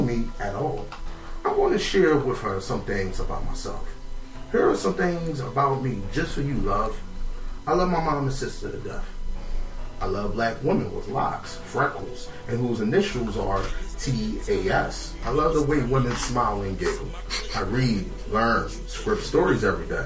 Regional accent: Philadelphia, Pennsylvania, United States; I'm from North Philly

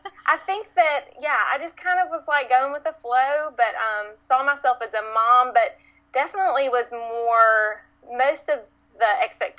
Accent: Tuscaloosa, Alabama, United States; I grew up actually in Tuscaloosa, Alabama, which is, known for football, Alabama football

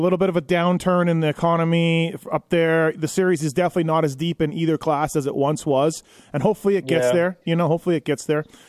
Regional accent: Canada; moved away as an adult; now in United States; I'm born and raised there, and I lived there for 24 years.

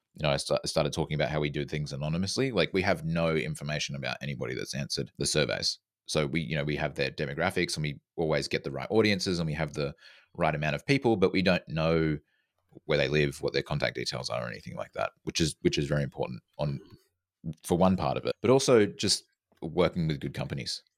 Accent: Australia; now in Vancouver, Canada; I'm from Australia, living in Canada.

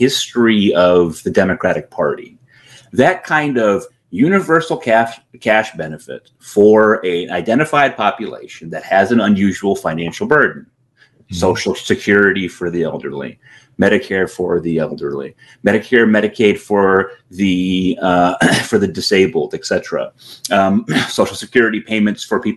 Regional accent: Connecticut, United States; I live in Connecticut, right? I'm from Connecticut originally

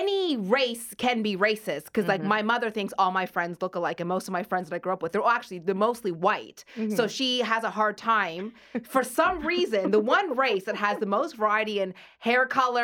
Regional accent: Nova Scotia, Canada; also born or lived in Taiwan; I was born in Taiwan but raised in Nova Scotia

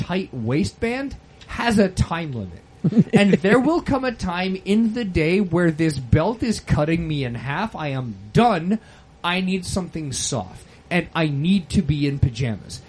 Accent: Quebec, Canada; where I'm from Quebec, we have a brand like Hostess

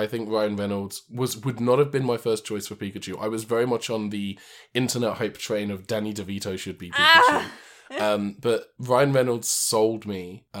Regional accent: United Kingdom; Because I'm British

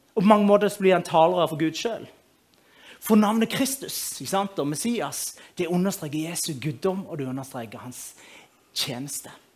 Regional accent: Moi, Rogaland, Norway; Jeg kommer fra Moi

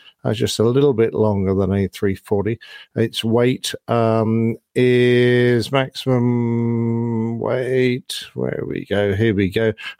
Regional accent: Midland, Texas, United States; I have hopes that there might be a new airline serving my hometown of Midland, Texas. It's a smaller area, but there's been a ton of growth out there

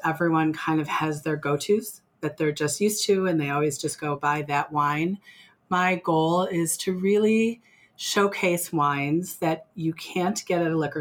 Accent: Glenview, Illinois, United States; moved away as an adult; now in Lake Geneva area, United States; I grew up in Glenview

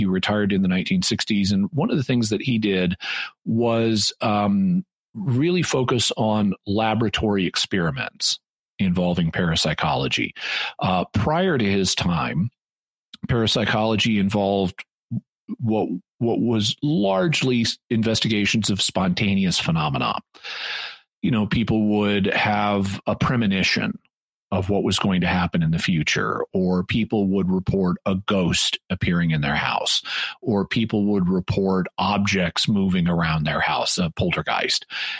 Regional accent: Fayetteville, Arkansas, United States; This is my home. I'm back in my hometown of Fayetteville, Arkansas.

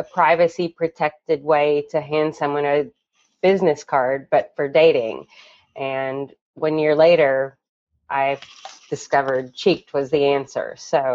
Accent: Kentucky, United States; moved away as an adult; now in New York City, United States; I'm from Kentucky, and 18 years ago, I tossed up my hat and left architecture school to move to New York City

